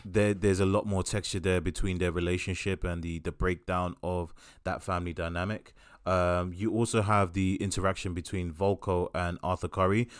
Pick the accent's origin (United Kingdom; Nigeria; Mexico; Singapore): United Kingdom; we are British